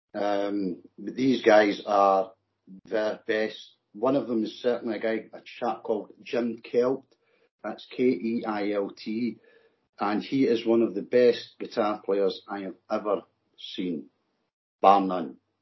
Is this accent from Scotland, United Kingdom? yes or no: yes; Scotland, United Kingdom; accent: Scottish; It's my Scottish accent.